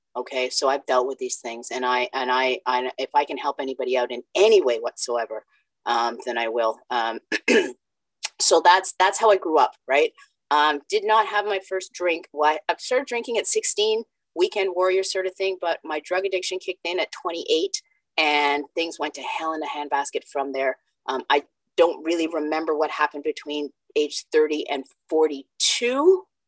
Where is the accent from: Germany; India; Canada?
Canada; also born or lived in Jamaica; I was born in Jamaica, came to Canada when I was five